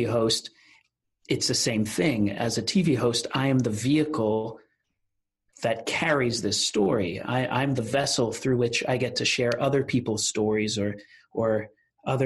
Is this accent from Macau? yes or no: no; Rockville, Maryland, United States; also born or lived in Washington, D.C.; I was born in our nation's capital in Washington, D.C. As a first generation American